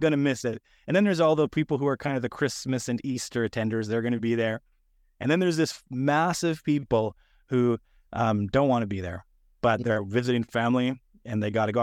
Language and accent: English; Canada; moved away as an adult; now in Sunnyvale, United States; I'm a Canadian who's moved to the United States